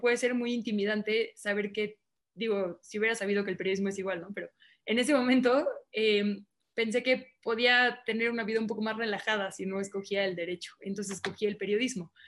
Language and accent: Spanish; Mexico City, Mexico; also born or lived in Monterrey, Nuevo León; Yo alcancé a nacer en Monterrey, pero he vivido aquí prácticamente toda mi vida, ¿no? Entonces soy así el estereotipo de chilanga, ¿no?